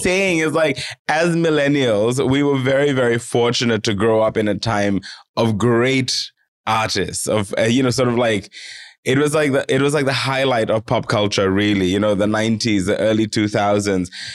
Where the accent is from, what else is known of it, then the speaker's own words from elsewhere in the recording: Fiji; now in Australia; myself as, as a, as a Fijian person